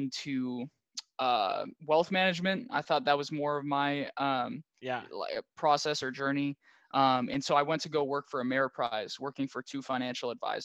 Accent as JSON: {"language": "English", "town": "Minneapolis", "region": "Minnesota", "country": "United States", "also_born_or_lived": "Claremont, California", "said": "So I'm from Minneapolis, and I went to Pitzer College, which is out in Claremont, California"}